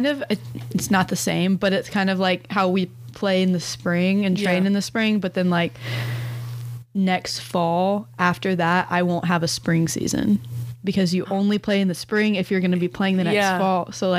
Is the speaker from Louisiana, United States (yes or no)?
no; Collierville, Tennessee, United States; Fun fact, we're both from Collierville.